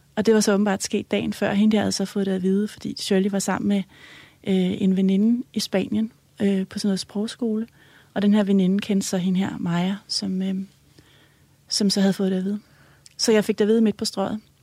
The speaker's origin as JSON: {"language": "Danish", "town": "Helsinge", "region": "Capital Region of Denmark", "country": "Denmark", "tie": "born or raised there", "said": "jeg er vokset op i Helsing, i, øh, i sådan et, øh, rødt parcelhus"}